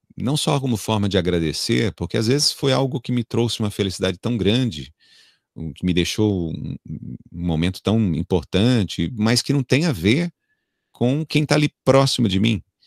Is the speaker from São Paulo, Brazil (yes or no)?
yes; São Paulo, Brazil; moved away as an adult; eu sou natural de São Paulo, então eu vivi até meus 23, 20 e poucos anos em São Paulo